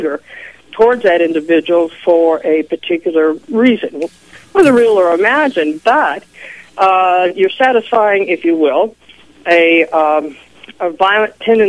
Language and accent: English; Leavenworth, Kansas, United States; moved away; also born or lived in Washington; I was raised in Leavenworth, Kansas.